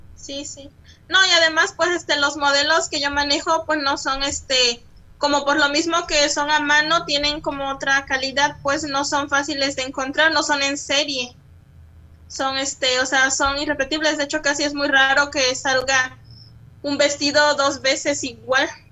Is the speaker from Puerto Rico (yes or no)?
no; Acatlán, Guerrero, Mexico; now in Chilpancingo, Mexico; Yo soy nacida en Acatlán Guerrero, Guerrero, perdón, municipio de Chilapa de Álvarez, pero actualmente vivo en Chilpancingo de los Bravo Guerrero